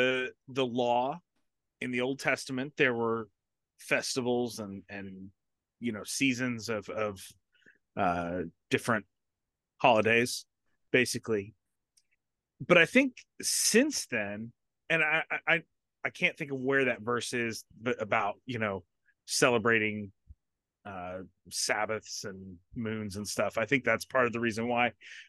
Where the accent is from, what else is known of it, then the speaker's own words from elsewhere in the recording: Florida, United States; I grew up in South Florida, so doesn't really matter. All of the year is pretty much the same.